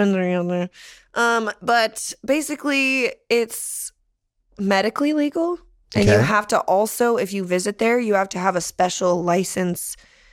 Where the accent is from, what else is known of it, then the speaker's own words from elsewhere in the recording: Santa Barbara, California, United States; moved away; also born or lived in San Jose; I grew up in San Jose and then Santa Barbara